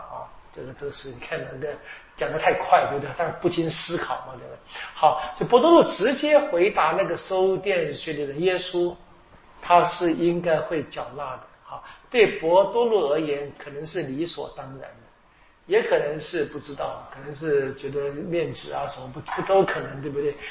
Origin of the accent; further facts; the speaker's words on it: China; 我们中国人说的“事缓则圆”啊